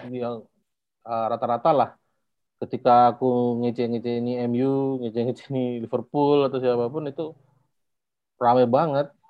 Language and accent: Indonesian; Yogyakarta, Special Region of Yogyakarta, Indonesia; Sebenarnya di Jogja, aku asli Jogja juga.